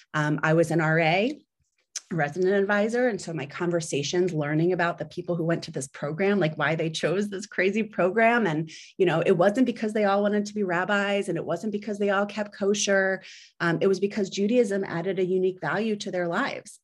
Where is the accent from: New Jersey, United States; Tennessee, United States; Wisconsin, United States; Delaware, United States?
New Jersey, United States; moved away as an adult; also born or lived in Philadelphia / New York; now in Washington, D.C., United States; I was born in Philadelphia. Um, I grew up in South Jersey, right outside